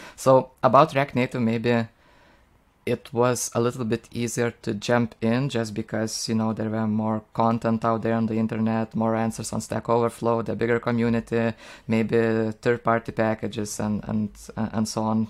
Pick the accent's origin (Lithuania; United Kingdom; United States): Lithuania; English is a second language; I'm from Lithuania